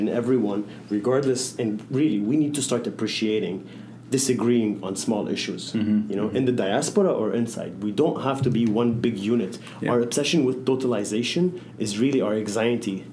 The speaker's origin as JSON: {"language": "English", "area": "Zalablat", "region": "South Governorate", "country": "Lebanon", "tie": "born or raised there", "moved": "yes", "said": "I grew up in Zalablat"}